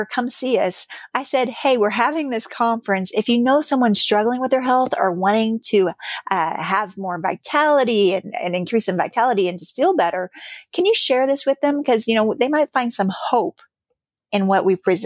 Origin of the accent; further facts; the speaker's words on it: Missouri, United States; I am from Missouri myself